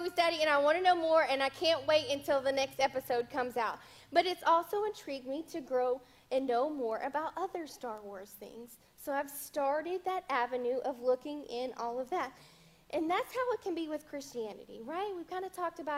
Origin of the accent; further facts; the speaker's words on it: the South, United States; I was raised in the South